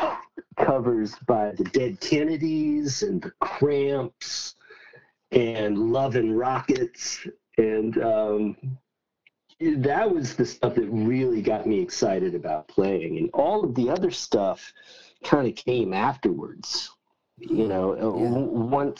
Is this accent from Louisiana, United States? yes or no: no; Mobile, Alabama, United States; I grew up on the Alabama Gulf Coast, in Mobile, Alabama